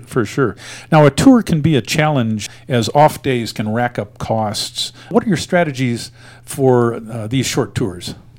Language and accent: English; Springfield, Missouri, United States; now in Wet Mountain Valley, Colorado, United States; I'm also originally from the Show Me State, uh, having been born in Springfield